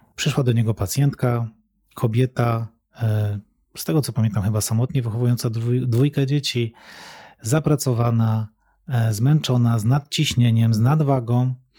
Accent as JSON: {"language": "Polish", "town": "Katowice", "region": "Silesian Voivodeship", "country": "Poland", "tie": "born or raised there", "said": "wychowałem się w mieście, wychowałem się w Katowicach"}